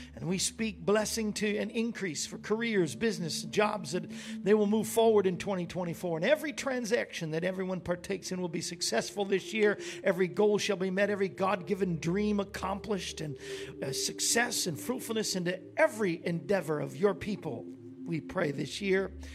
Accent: Florida, United States; we grew up in Florida, so we were there a lot

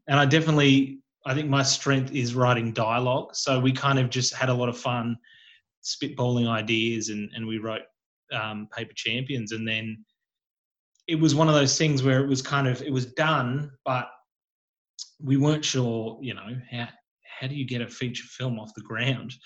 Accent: Geelong, Victoria, Australia; growing up in Geelong and being, you know, doing acting classes and being in the industry but living in Geelong

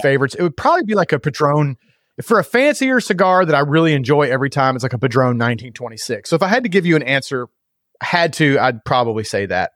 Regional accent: United States; being an American now

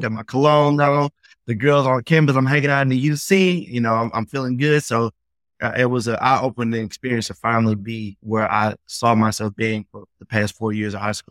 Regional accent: Memphis, Tennessee, United States; I grew up in the South

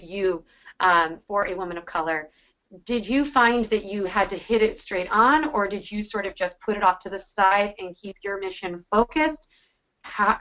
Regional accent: Washington, United States; my home state, at least, of Washington State

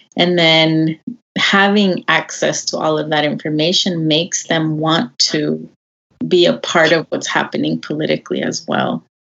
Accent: El Salvador; now in United States; I was born in El Salvador. I, I consider myself Salvadoreña. I'm certainly based in the U.S.

